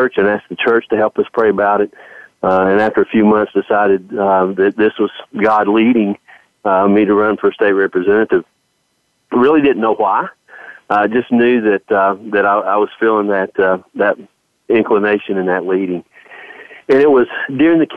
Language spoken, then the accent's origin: English; Knoxville, Tennessee, United States; I was born in Knoxville, Tennessee